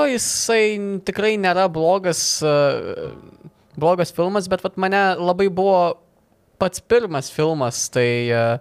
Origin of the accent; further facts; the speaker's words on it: Lithuania; esame lietuviai vos ne iš to paties kraujo, valgom tą, tą patį maistą, tie patys papročiai panašiai.